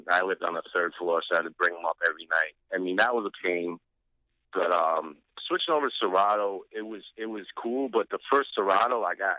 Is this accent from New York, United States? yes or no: yes; Albany, New York, United States; moved away as an adult; now in Brooklyn, United States; I'm actually originally from Albany, New York.